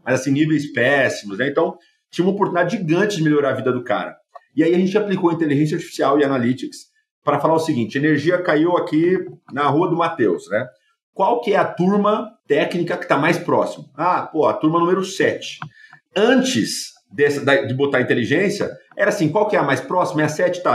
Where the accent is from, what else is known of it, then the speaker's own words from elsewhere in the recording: United States; moved away as an adult; now in Brazil; Eu cresci nos Estados Unidos